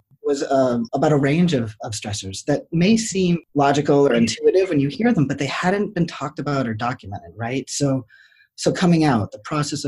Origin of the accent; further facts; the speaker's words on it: rural New Hampshire, United States; moved away; also born or lived in Boston / Michigan / Detroit / Western Massachusetts; I was born in Boston. I grew up in rural New Hampshire and then bounced around